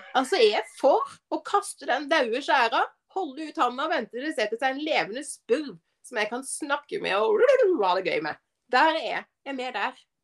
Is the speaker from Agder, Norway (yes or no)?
yes; Arendal, Agder, Norway; moved away as an adult; når jeg flytta fra Arendal for 14 år siden